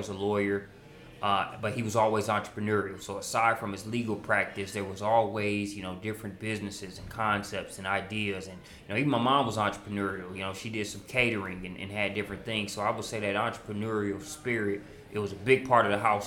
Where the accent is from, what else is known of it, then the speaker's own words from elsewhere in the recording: Hammond, Indiana, United States; moved away as an adult; also born or lived in St. Louis, Missouri; now in Atlanta, United States; I was from Hammond up in that northwest corner